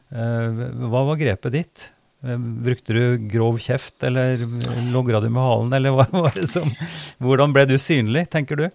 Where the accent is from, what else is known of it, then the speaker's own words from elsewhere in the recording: Oppdal, Trøndelag, Norway; moved away as an adult; now in Drammen, Norway; Jeg for min del har jo oppveksten min og, og mange referanser i Oppdal. Der jeg vokste opp og, var barn